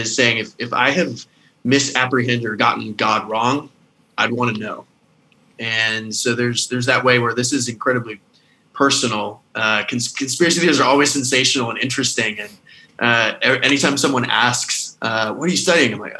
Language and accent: English; the South, United States; moved away as an adult; now in Scotland, United Kingdom; I was raised in the South